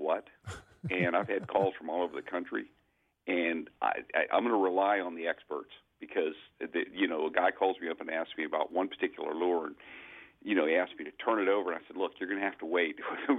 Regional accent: Florida, United States; I grew up in Florida

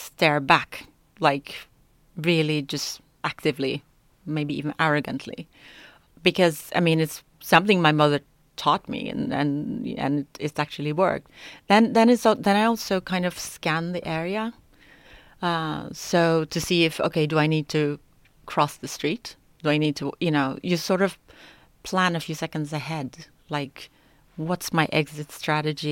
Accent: New York, United States; now in Stockholm, Sweden; Growing up in New York, as a woman, as a girl

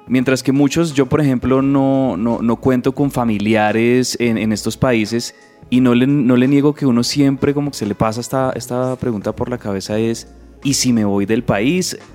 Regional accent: Colombia; Yo también hubiera querido, si no hubiese nacido en Colombia, que también amo mucho y amo Bogotá, pero si no hubiese nacido en Colombia, quisiera haber nacido en Buenos Aires, Argentina.

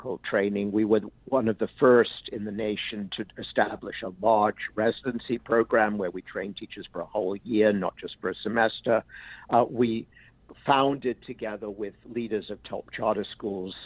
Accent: England, United Kingdom; now in United States; I grew up in England

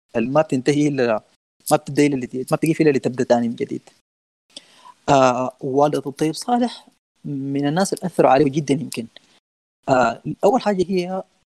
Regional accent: Sudan; نحن عندنا في السودان الدوبيت والشعير والغنى ده ديوان السودانيين

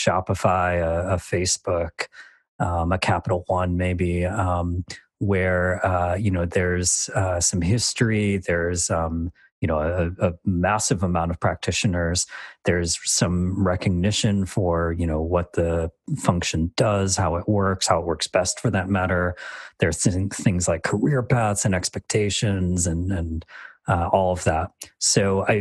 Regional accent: Michigan, United States; accent: really boring accent; moved away as an adult; now in Dublin, Ireland; I'm from the States, which is why I have this really boring accent

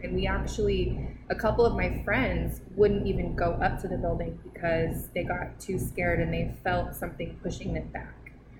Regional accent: Iowa, United States; When I was a kid, I grew up in Iowa, so there's a lot of creepy places in Iowa.

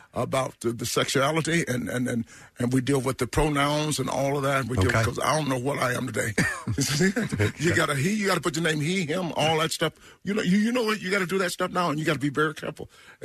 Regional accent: the South, United States; because I'm from the South, and we had to go to church

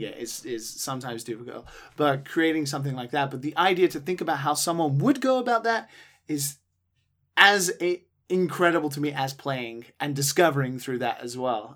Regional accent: United Kingdom; being British

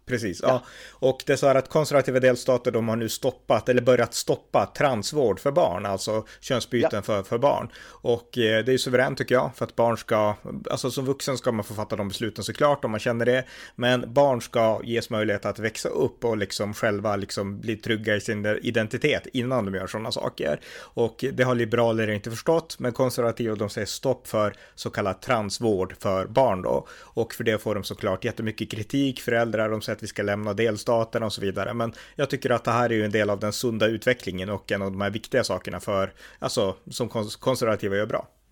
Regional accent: Sweden; jag är uppväxt i Sverige, jag har bott här hela mitt liv.

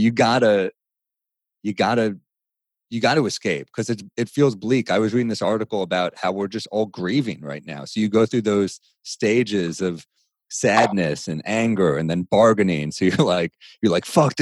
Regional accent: New York City, New York, United States; I'm a native New Yorker

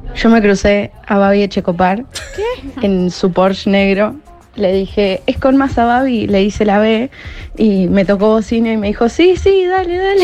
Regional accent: Martínez, Buenos Aires Province, Argentina; Yo soy eh, de Martínez

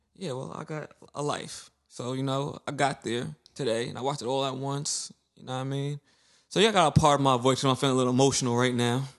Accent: New York City, New York, United States; growing, growing up in Brooklyn, especially in the nineties and two thousands

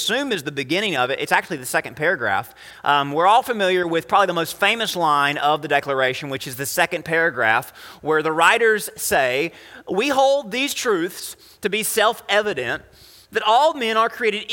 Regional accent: United States; as an American, as someone who's very blessed in America

